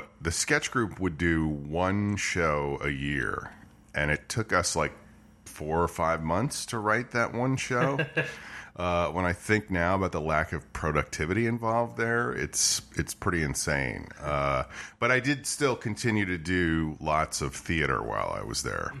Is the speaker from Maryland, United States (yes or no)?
no; New Rochelle, New York, United States; I am from a town called New Rochelle, New York, which is right outside New York City